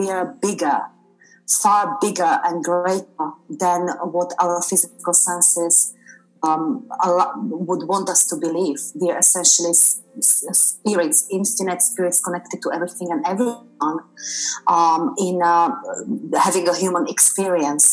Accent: Slovakia; moved away as an adult; now in United Kingdom; Originally, I'm from Slovakia

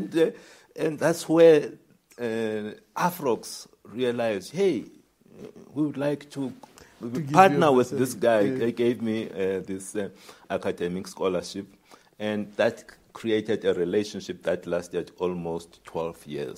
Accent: Tabase, Eastern Cape, South Africa; I come from Tabase

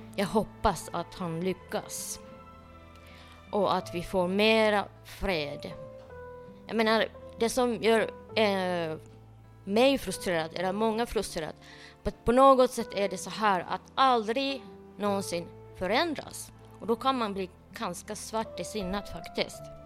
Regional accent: Finland; jag är äkta finne.

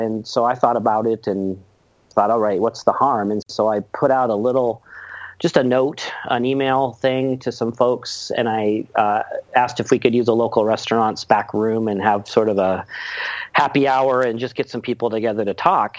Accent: Seattle, Washington, United States; I was born and raised over in Seattle.

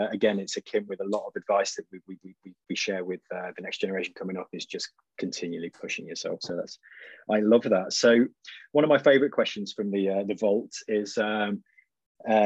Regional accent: Leicester, East Midlands, United Kingdom; I am also from Leicester

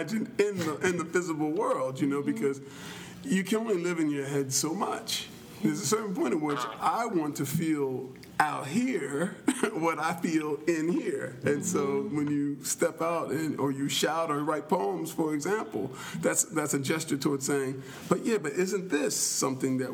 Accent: Philadelphia, Pennsylvania, United States; moved away as an adult; also born or lived in Texas; I grew up in Philadelphia, and then I lived in Texas for a while

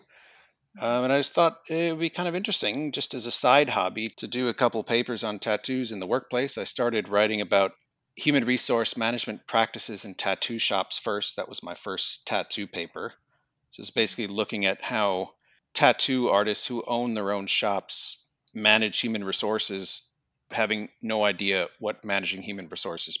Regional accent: Minnesota, United States; moved away as an adult; also born or lived in England / Manchester, United Kingdom; now in Australia; I'm originally from the United States. I'm from Minnesota

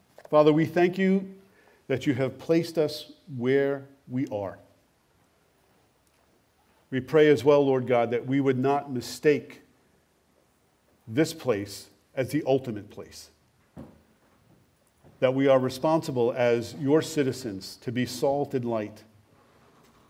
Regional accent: United States; born or raised there; moved away; also born or lived in Canada

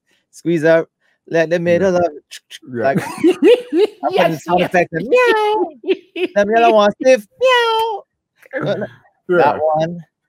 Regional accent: United States; accent: American; I try to talk as clearly as possible, you know, with my American accent.

